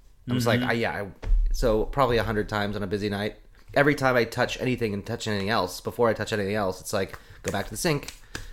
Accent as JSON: {"language": "English", "town": "Eugene", "region": "Oregon", "country": "United States", "tie": "born or raised there", "moved": "yes", "said": "when I was growing up in Eugene"}